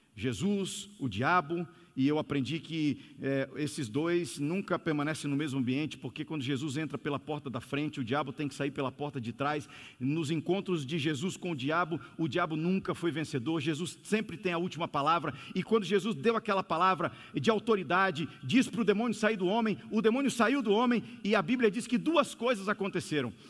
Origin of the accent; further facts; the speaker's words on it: São Luís, Maranhão, Brazil; moved away; also born or lived in São Paulo (NASP) / Brasília; Eu vim de São Luís do Maranhão. Eu estudava na escola adventista ali